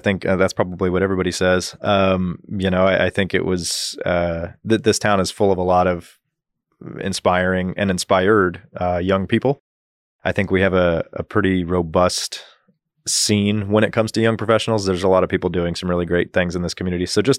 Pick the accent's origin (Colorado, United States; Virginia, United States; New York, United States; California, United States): Colorado, United States; born there; also born or lived in Guam / Dodge City, Kansas; I was born in Colorado. My father was an airline pilot, is an airline pilot, and as a kid, that moved us around a little bit. But spent several years in Guam, of all places, through that.